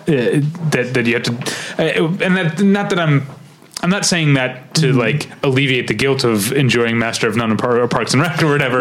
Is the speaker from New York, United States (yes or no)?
no; St. Louis, Missouri, United States; I come from St. Louis, Missouri